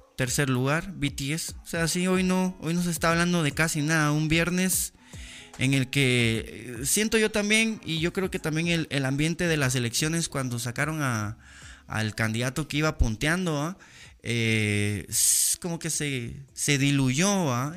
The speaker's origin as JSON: {"language": "Spanish", "country": "Guatemala", "said": "soy un ciudadano guatemalteco"}